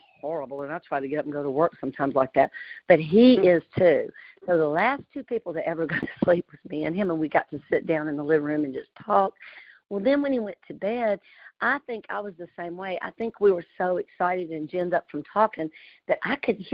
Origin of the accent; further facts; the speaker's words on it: Louisiana, United States; accent: country; I was raised in Louisiana